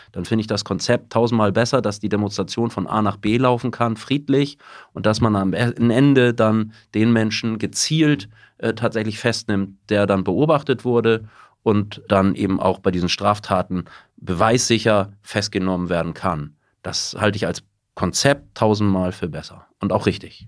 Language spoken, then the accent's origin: German; Hamburg, Germany; also born or lived in United States; war auf dem Gymnasium Blankenese in einem sehr guten Viertel in Hamburg